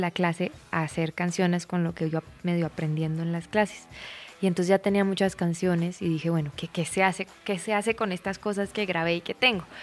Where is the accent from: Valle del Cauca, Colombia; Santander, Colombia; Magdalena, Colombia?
Santander, Colombia; Bucaramanga; moved away as an adult; also born or lived in United States; De Bucaramanga